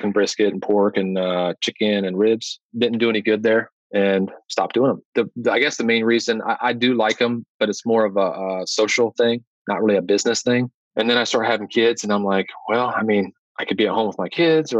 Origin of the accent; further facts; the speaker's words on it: Granville, United States; this piece of real estate came open in my hometown. It's 5 minutes away from my house and my farm.